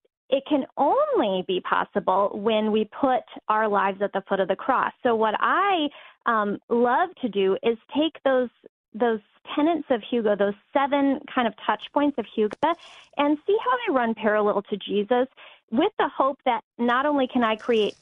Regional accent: Phoenix, Arizona, United States; moved away as an adult; now in Minnesota, United States; I'm from Phoenix.

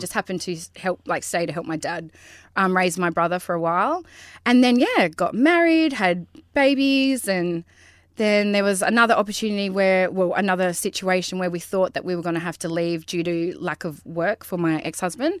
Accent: Karratha, Western Australia, Australia; I grew up in Bulgara

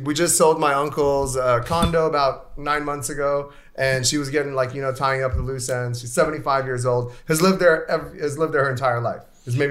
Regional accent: Kyiv, Ukraine; moved away; I was born in Kiev.

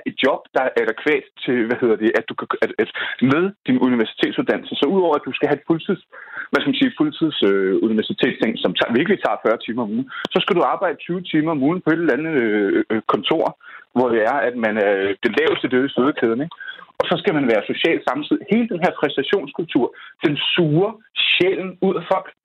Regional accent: North Zealand, Capital Region of Denmark, Denmark; jeg kommer fra Nordsjælland

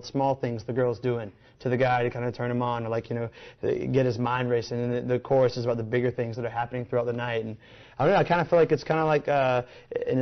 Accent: Columbus, Georgia, United States; now in Nashville, United States; Right on the Georgia-Alabama line

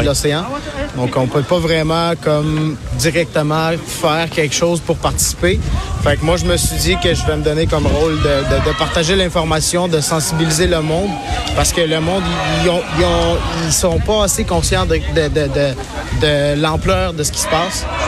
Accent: Kyiv, Ukraine; moved away; Je viens de Kiev

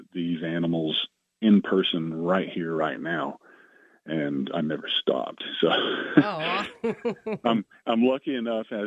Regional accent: Chattanooga, Tennessee, United States; I grew up in the Chattanooga area

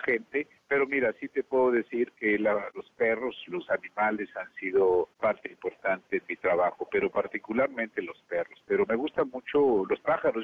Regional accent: Zacatecas, Mexico; also born or lived in Fresnillo; soy de Zacatecas y crecí rodeado de animales

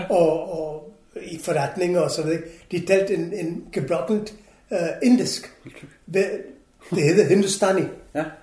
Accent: Goa, India; Danish is a second language; Portugisisk koloni, hvor jeg kommer fra, ja.

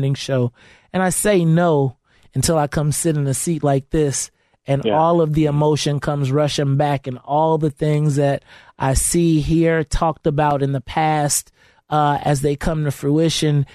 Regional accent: Bolingbrook, Illinois, United States; I grew up in Bolingbrook.

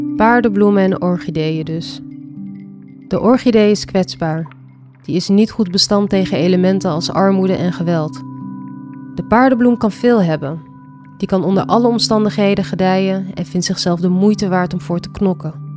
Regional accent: Amsterdam, North Holland, Netherlands; ik kom uit Amsterdam Zuidoost

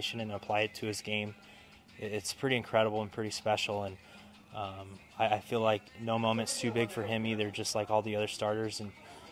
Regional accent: Los Angeles, California, United States; born or raised there; moved away

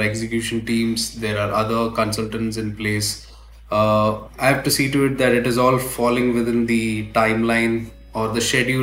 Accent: Navi Mumbai, Maharashtra, India; also born or lived in United Kingdom; I was born and raised in Navi Mumbai.

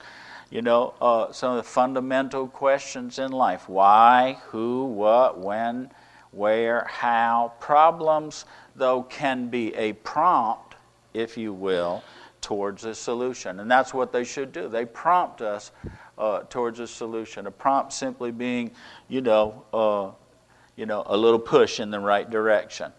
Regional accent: United States; us as Americans.

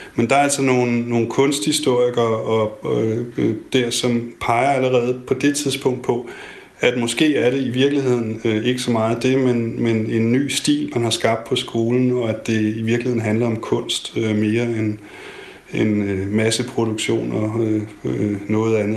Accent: Denmark; som dansker

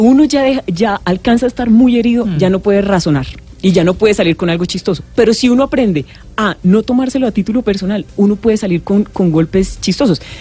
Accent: Bucaramanga, Santander, Colombia; accent: Santander; now in Bogotá, Colombia; yo, como habrán podido sentir en el mm. acento, parece que hubiera llegado en Copetrán de las 5 de la tarde de ayer de Bucaramanga.

